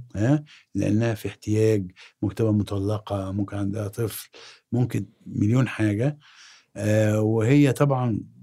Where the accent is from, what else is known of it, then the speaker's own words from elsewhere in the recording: Egypt; اكون انا مصري